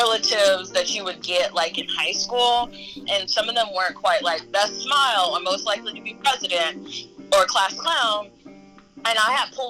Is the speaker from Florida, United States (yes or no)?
yes; Clermont, Florida, United States; moved away as an adult; also born or lived in Atlanta; my hometown of Claremont, Florida